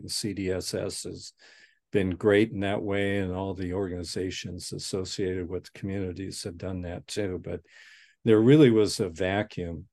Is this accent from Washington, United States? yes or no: yes; Spokane, Washington, United States; also born or lived in Newton, Massachusetts; I was born and raised in Spokane